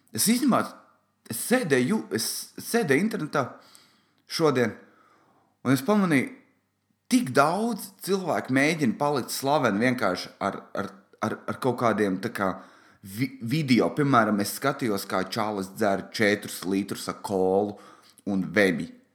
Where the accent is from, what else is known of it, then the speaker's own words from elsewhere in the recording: Valmiera, Valmiera Municipality, Latvia; es esmu no Valmieras